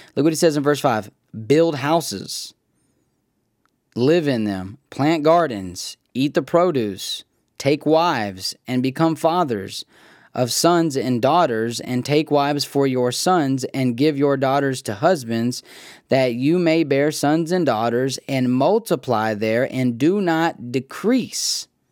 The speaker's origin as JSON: {"language": "English", "country": "United States", "said": "we as American thinkers"}